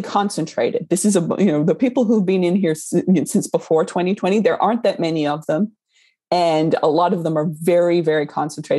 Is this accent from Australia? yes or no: yes; Australia; moved away; I grew up in Australia